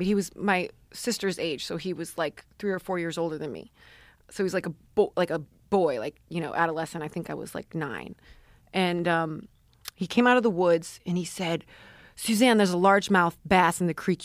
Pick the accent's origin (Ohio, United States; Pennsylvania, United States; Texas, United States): Ohio, United States; Parma; I grew up in Parma, Ohio until middle school, which is pretty blue collar